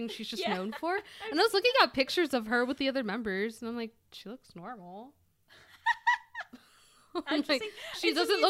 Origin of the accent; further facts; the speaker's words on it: Texas, United States; I'm white. I'm from Texas, y'all.